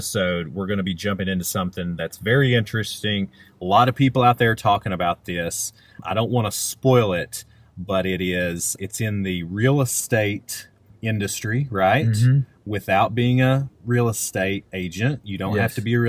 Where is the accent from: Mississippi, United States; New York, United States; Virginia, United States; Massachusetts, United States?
Virginia, United States; Southwest; I'm from Southwest Virginia